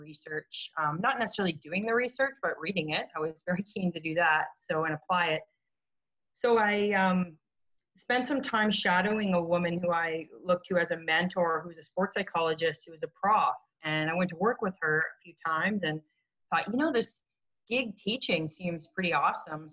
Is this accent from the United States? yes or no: no; Canada; being Canadian